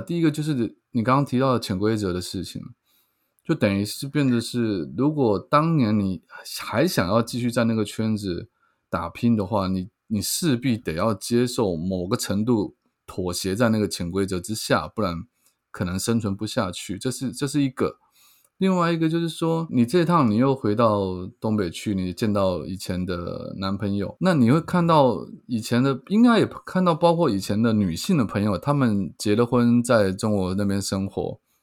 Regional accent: Keelung, Taiwan; also born or lived in Taipei; 我住的地方是在基隆，我出生的地方在基隆，可是我一直在台北发展

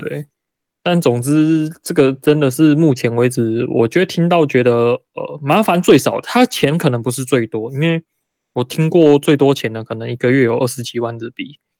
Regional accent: Taiwan; moved away as an adult; now in Japan; 我是台湾人

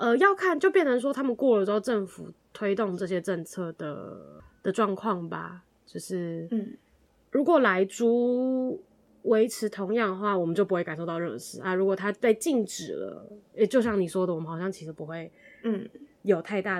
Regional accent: Taichung, Taiwan; 啊，我是台中人。

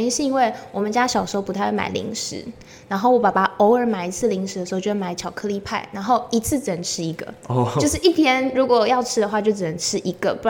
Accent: Taichung, Taiwan; 我台中人，

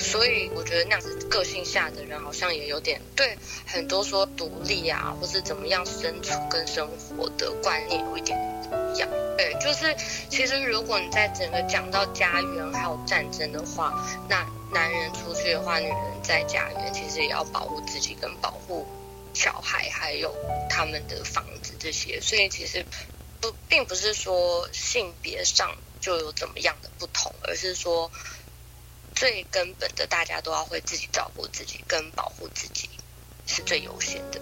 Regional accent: Taiwan; now in United States; 在美国生活之前，我也是在台湾长大的

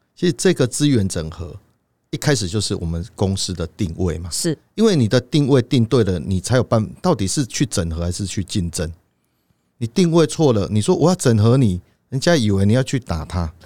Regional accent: Taiwan; 我们台湾人

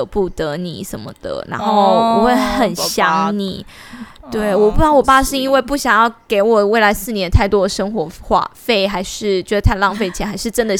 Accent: Pingtung County, Taiwan; 我是屏东人，

